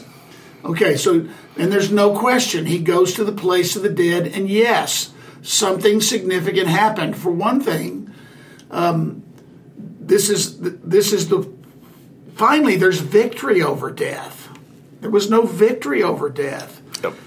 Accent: the South, United States; Growing up in the South, growing up in in the uh, the gospel being taught around the heaven and hell dichotomy

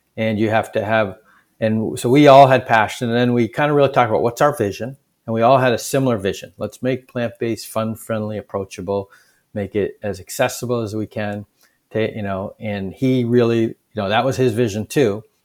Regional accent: Boston, Massachusetts, United States; a skinny Indian kid growing up in Boston in the seventies, um, and eighties

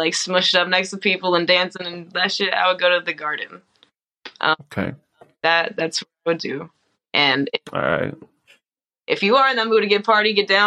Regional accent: Escondido, California, United States; moved away as an adult; now in Las Vegas, United States; Originally from a small little town called Escondido, California

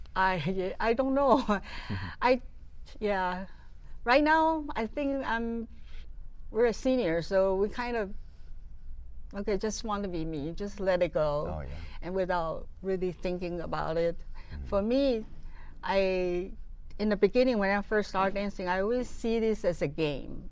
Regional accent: Taiwan; moved away; I'm from Taiwan originally.

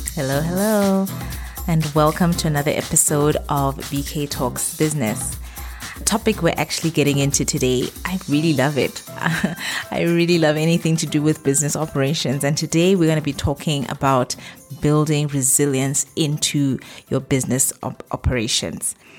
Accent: Botswana; moved away as an adult; now in Middle East; my home country, Botswana.

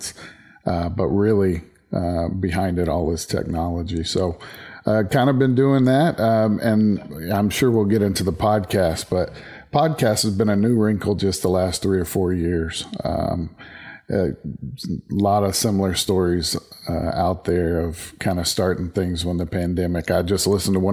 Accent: West Texas, United States; also born or lived in Dallas-Fort Worth, Texas / Decatur, Texas; I grew up in West Texas

